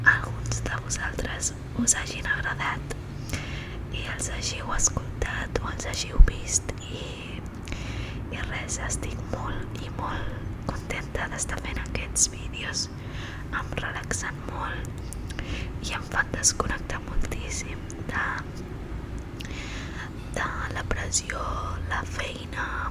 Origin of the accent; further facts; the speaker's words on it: Barcelona, Catalonia, Spain; Soc xinesa, però m'he criat aquí, a Barcelona, sempre tota la meva vida.